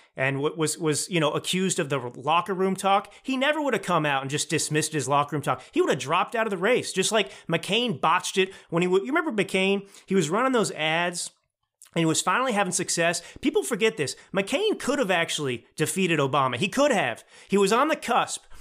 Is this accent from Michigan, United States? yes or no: no; Texas, United States; moved away as an adult; also born or lived in New York / Los Angeles / Milan, Italy; I grew up in Texas